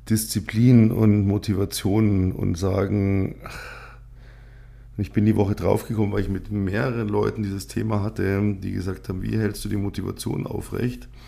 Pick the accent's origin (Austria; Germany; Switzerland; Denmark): Germany; Bavaria; accent: Upper Bavarian; Ähm, ich bin zweisprachig aufgewachsen, also äh, bayerisch und Gut, ähm, aus meiner Sicht spreche ich ein passables Hochdeutsch.